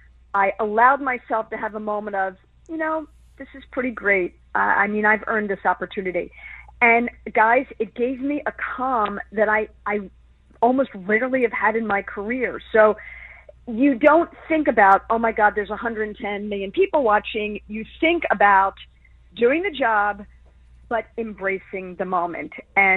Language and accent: English; Philadelphia, Pennsylvania, United States; born or raised there